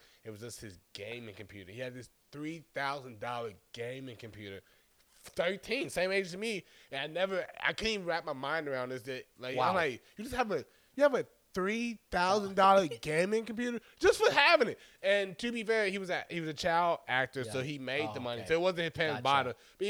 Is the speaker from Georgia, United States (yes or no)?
yes; Stone Mountain, Georgia, United States; also born or lived in Chicago, Illinois; I'm from Chicago most of my life. More, at this point, definitely most of my life. I was raised in Stone Mountain, Georgia. So I spent up until 18 9 years in Chicago and 9 years in Georgia.